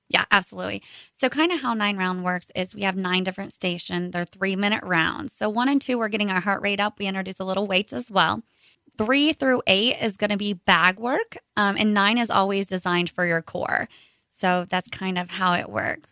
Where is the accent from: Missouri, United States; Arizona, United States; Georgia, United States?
Missouri, United States; Kearney; I was born and raised here in Kearney